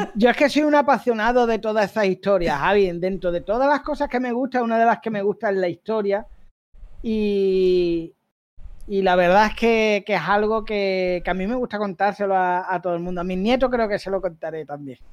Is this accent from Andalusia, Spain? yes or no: yes; Algeciras, Andalusia, Spain; el Saladillo es la barriada donde yo me. Vamos, donde yo me crié, donde nací